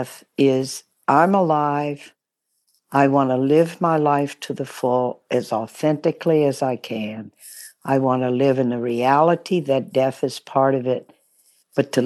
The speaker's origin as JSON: {"language": "English", "town": "Baton Rouge", "region": "Louisiana", "country": "United States", "tie": "born or raised there", "also_born_or_lived": "New Orleans", "said": "Grew up in Baton Rouge, Louisiana."}